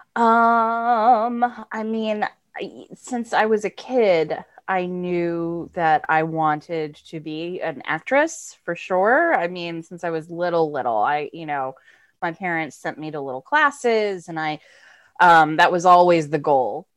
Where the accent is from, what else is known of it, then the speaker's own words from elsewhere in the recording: Florida, United States; moved away as an adult; also born or lived in Massachusetts; now in New York, United States; I'm from Florida originally